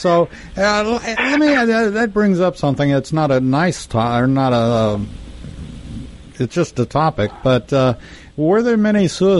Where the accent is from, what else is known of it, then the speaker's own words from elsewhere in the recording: Texas, United States; he was a disgrace to Texas, as a matter of fact, my home state.